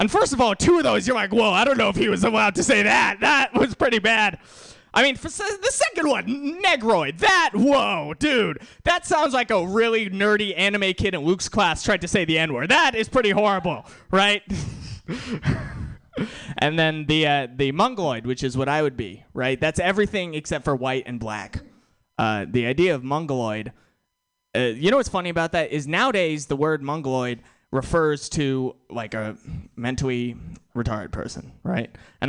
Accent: India; I'm Indian, and Kumail Nanjiani's in that movie. He's Indian too, right?

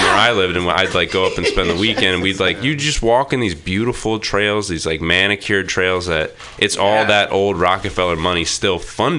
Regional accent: Maine, United States; now in Portland, United States; I'm from Maine.

